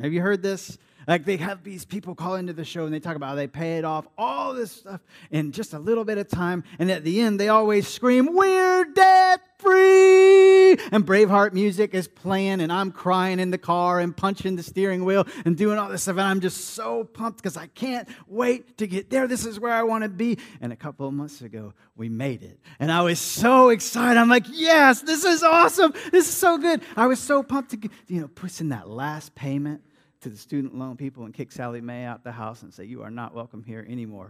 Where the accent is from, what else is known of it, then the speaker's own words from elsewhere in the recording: Vero Beach, Florida, United States; now in Jacksonville, United States; my hometown in Vero Beach at my home church